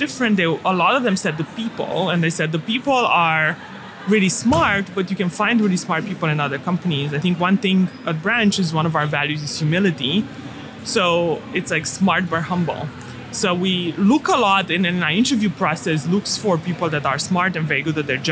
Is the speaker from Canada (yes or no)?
no; Romania; moved away; I grew up in Romania